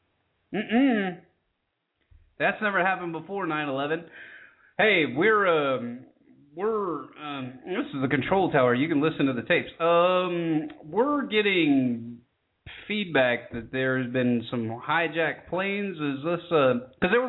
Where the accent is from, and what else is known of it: United States